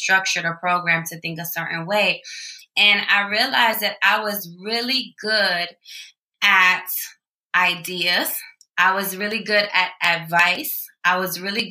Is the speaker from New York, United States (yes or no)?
yes; New York City, New York, United States; moved away as an adult; now in Trumbull, United States; born and raised in the Boogie Down Bronx